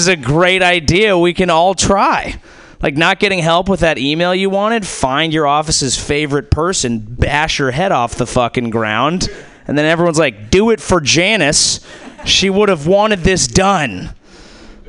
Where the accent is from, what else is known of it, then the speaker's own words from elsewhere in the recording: Silicon Valley, California, United States; I'm from Silicon Valley. That's where I grew up